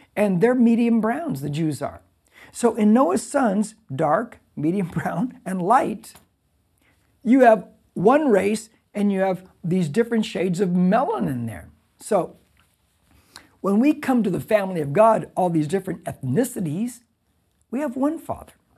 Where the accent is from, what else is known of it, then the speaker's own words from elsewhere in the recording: United States; I'm an American. Because I'm an American citizen